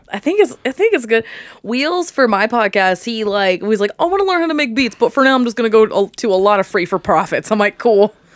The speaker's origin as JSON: {"language": "English", "town": "New Castle", "region": "Indiana", "country": "United States", "tie": "born or raised there", "said": "I'm from Newcastle, which is, like, east of Indy"}